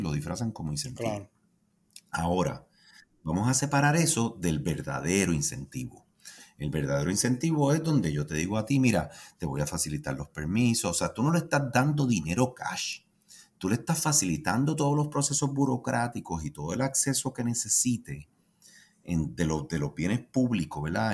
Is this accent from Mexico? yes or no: no; Puerto Rico; yo como puertorriqueño